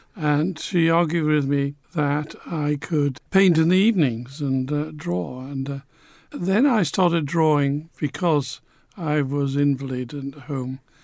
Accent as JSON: {"language": "English", "town": "Newcastle upon Tyne", "region": "North East England", "country": "United Kingdom", "tie": "born or raised there", "also_born_or_lived": "Manchester", "said": "I grew up in Newcastle. I identify with Newcastle"}